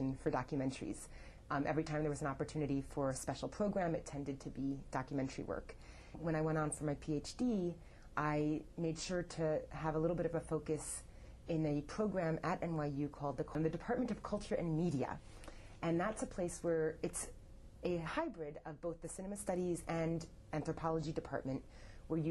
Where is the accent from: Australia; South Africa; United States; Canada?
United States; New York City, New York; Growing up in New York City, my father was the founder